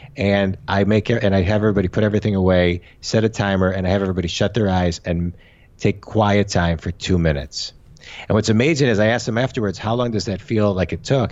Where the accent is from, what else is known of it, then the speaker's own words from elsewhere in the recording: Michigan, United States; I'm from Michigan. I'm in, we're in Michigan now with our family